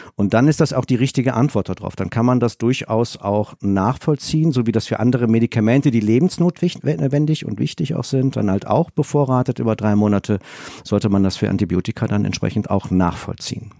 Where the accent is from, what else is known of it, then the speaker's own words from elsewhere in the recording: Rhineland, Germany; als Rheinländer